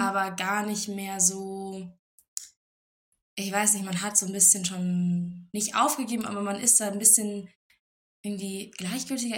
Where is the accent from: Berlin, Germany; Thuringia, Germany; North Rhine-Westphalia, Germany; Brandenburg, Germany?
Thuringia, Germany; Jena; moved away as an adult; now in Würzburg, Germany; Ich bin aus Jena, das liegt in Thüringen